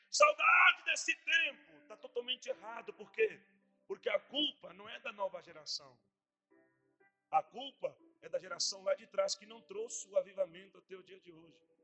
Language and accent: Portuguese; Montevideo, Uruguay; moved away as an adult; also born or lived in Rio Grande do Sul, Brazil; now in Brazil; Há 11 anos já vai ser que estou no Brasil. Sou da capital do Uruguai, Montevidéu